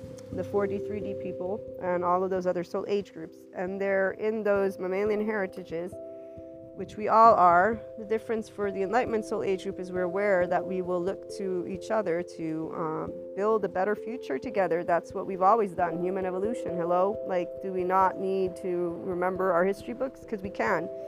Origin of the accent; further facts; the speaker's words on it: United States; to me as an American, because that's what they see me as an American, even if I have an Italian background